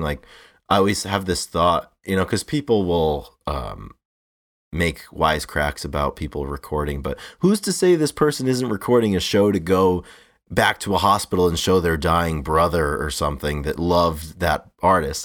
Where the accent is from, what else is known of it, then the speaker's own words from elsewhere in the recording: New England, United States; growing up in New England